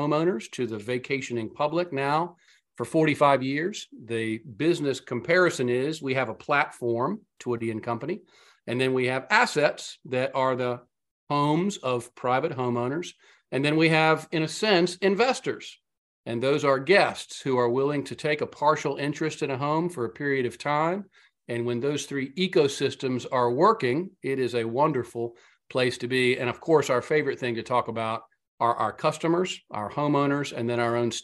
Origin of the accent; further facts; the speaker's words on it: Outer Banks, North Carolina, United States; I grew up on the Outer Banks of North Carolina